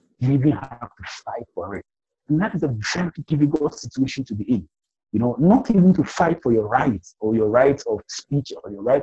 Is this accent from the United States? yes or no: no; Ghana; accent: African Ghanaian; Mine is an African Ghanaian accent, you know? we have English as our formal language.